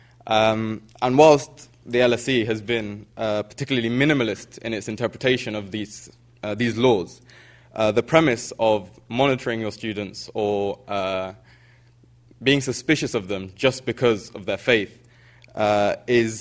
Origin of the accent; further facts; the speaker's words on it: United Kingdom; sort of living and growing up in Britain